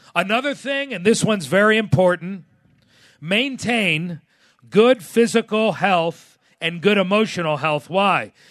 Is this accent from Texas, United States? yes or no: no; South Florida, United States; growing up in South Florida, I used to fish a lot in the Keys